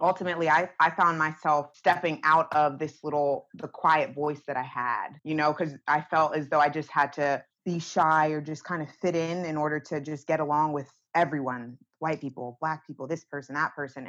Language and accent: English; Northeast, United States; me growing up in the Northeast